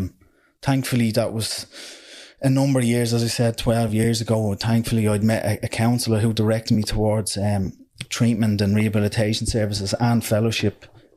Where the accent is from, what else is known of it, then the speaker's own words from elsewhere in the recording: Dublin, Leinster, Ireland; I came from similar backgrounds yourself, from areas of social disadvantage. I came from Finglas.